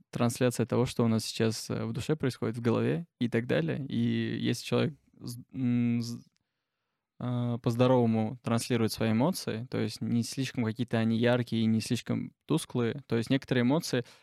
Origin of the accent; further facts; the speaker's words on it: Armenia; now in Nizhny Novgorod, Russia; я армянин, мне 19 лет